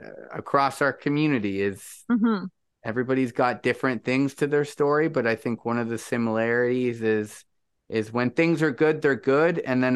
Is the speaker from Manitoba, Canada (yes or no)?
no; Niagara, Ontario, Canada; it just is different when it's in your, you know, we're all from Niagara.